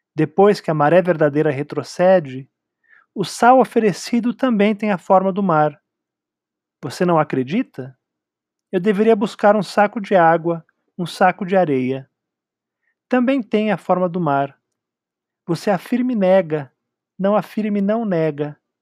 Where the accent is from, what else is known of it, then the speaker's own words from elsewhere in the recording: São Paulo, Brazil; eu também joguei muito bilhar quando era jovem em São Paulo